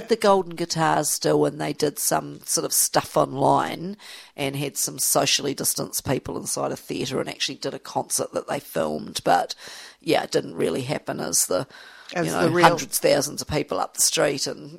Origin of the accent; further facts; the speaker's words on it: Australia; you need, as an Australian, you need to go there once in your life and actually be part of that.